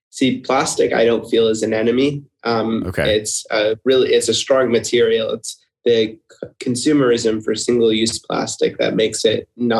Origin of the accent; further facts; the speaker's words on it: Seattle, Washington, United States; now in Melbourne, Florida, United States; growing up in Seattle, which was where I'm from originally